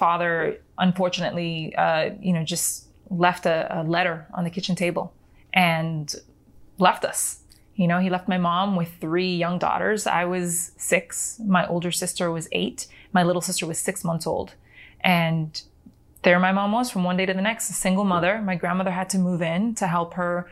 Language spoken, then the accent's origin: English; United States; first language Spanish; English is a second language; we were born and raised in America